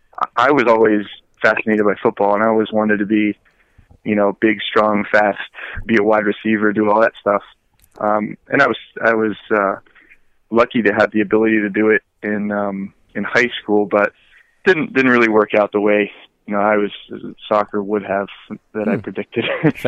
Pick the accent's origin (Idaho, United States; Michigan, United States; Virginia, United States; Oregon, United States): Virginia, United States; also born or lived in Hawaii / Okinawa, Japan / Norfolk, Virginia / Southern California; So I was born in Hawaii. We lived in Okinawa, Japan for a short time. Went to Norfolk, Virginia, Southern California, and then I went to middle school and high school in Northern Virginia.